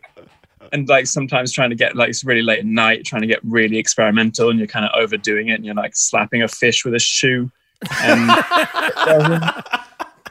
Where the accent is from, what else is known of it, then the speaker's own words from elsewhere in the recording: Texas, United States; I grew up in Texas in America